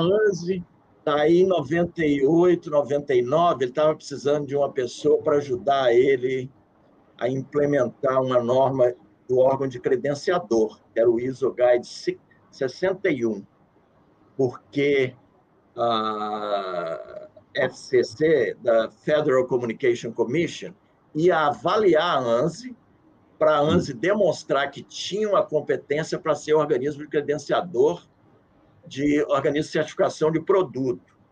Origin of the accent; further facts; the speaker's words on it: Brazil; moved away as an adult; now in Washington, United States; sou do Brasil